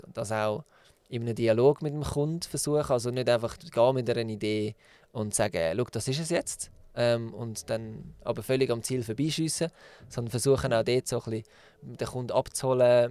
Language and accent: German; Zug, Switzerland; Der Peter und ich ähm, haben zusammen Tinken gegründet und sind beide in Zug aufgewachsen